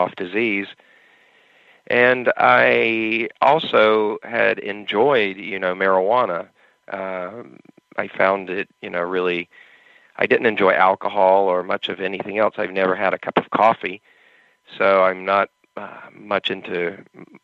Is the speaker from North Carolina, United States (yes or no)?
yes; North Carolina, United States; moved away as an adult; now in California, United States; I'm originally from North Carolina